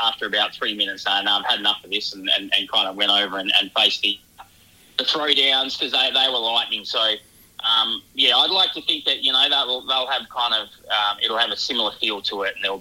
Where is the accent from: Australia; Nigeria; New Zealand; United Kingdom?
Australia; Perth, Western Australia; I grew up in Perth, so I played a lot of my cricket growing up on those kind of pitches and at the Wacker